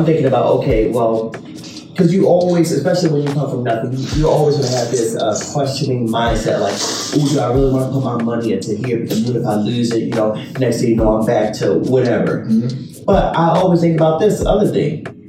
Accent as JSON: {"language": "English", "town": "Baltimore", "region": "Maryland", "country": "United States", "moved": "yes", "said": "I'm from Baltimore"}